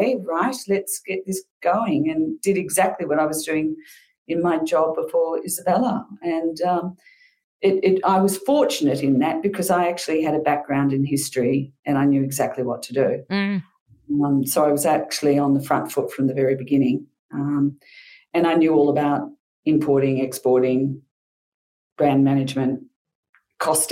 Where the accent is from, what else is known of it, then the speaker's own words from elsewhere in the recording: Melbourne, Victoria, Australia; moved away as an adult; also born or lived in London / Sydney / Mornington Peninsula; I was originally from Melbourne, went overseas to London